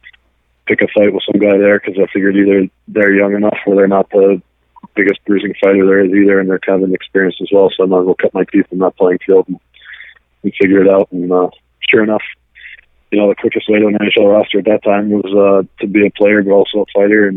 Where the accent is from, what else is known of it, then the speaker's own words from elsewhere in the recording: United States; growing up in the States